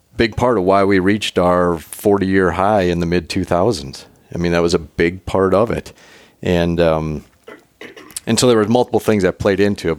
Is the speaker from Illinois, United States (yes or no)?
no; South Dakota, United States; growing up in South Dakota